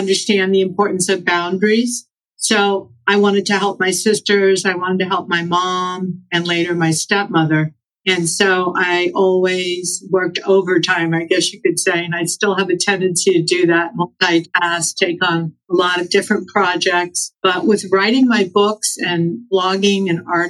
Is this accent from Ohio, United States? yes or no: no; Los Angeles, California, United States; I'm from Los Angeles